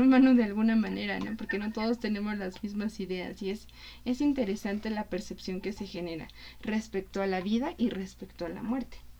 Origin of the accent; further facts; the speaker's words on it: Mexico; como mexicanos